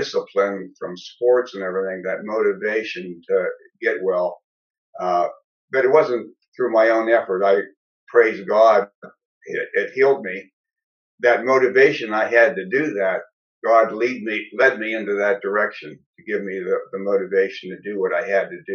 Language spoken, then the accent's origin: English; Greensburg, Pennsylvania, United States; my hometown